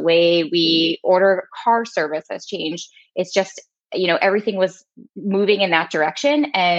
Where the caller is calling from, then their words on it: New York, United States; I'm calling in from New York.